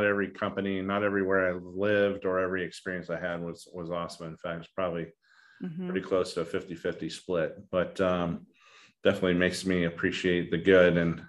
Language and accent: English; Idaho, United States; also born or lived in Asia; I'm an Irishman. I grew up in Asia and then in the middle of nowhere, wilderness, North Idaho.